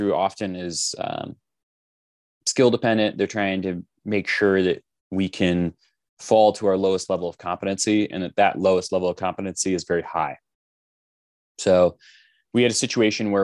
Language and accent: English; Los Angeles, California, United States; now in Utah, United States; originally I'm from Los Angeles